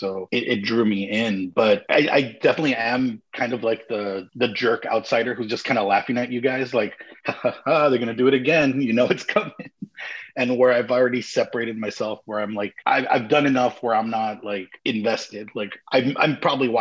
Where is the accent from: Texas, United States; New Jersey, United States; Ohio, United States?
Texas, United States; El Paso; also born or lived in Denton, Texas; I grew up in Texas, in El Paso, Texas, in the 90s